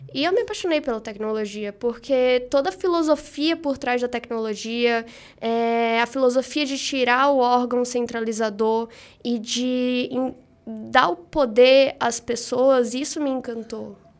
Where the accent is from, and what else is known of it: Salvador, Bahia, Brazil; moved away as an adult; now in São Paulo, Brazil